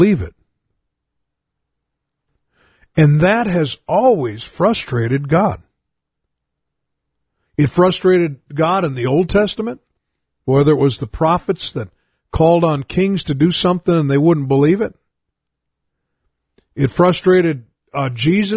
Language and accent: English; United States; being an American